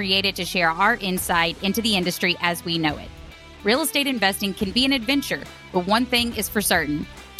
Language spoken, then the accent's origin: English; Birmingham, Alabama, United States; accent: Alabama; Our company is headquartered out of Birmingham, Alabama, if you couldn't tell from my accent